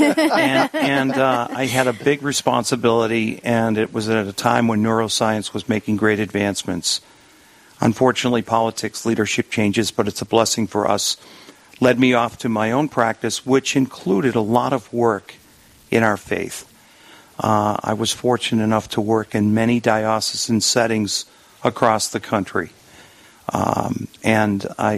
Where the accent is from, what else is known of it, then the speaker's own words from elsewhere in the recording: Boston, Massachusetts, United States; accent: Boston; moved away as an adult; also born or lived in Minnesota; now in Rapid City, United States; I'm originally from Boston and have been in Minnesota for 24 years